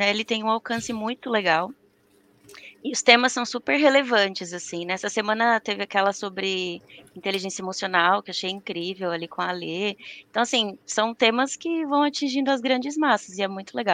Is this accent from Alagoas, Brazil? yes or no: yes; Maceió, Alagoas, Brazil; moved away; E sou natural de Maceió, mas moro aqui em São Paulo, nessa terra fria que está frio.